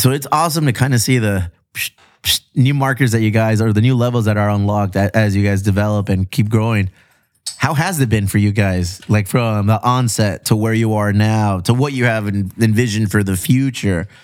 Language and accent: English; Chula Vista, California, United States; I grew up in Chula Vista